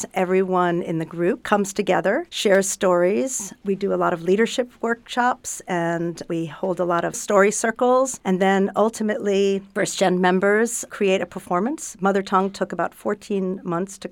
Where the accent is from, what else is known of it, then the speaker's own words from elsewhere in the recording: New York City, New York, United States; now in Northampton, United States; I'm originally from New York City, and I live in Northampton as well